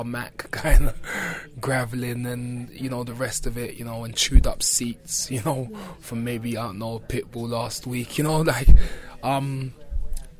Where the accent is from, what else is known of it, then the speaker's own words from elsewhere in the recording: London, United Kingdom; growing up in Brixton